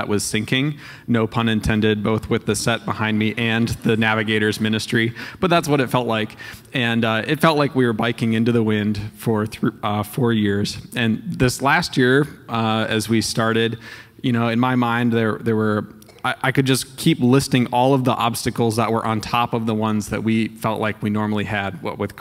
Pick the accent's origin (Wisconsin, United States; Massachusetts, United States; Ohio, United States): Wisconsin, United States; Darlington; also born or lived in Madison, Wisconsin; I grew up here in Darlington, just a block from the swimming pool park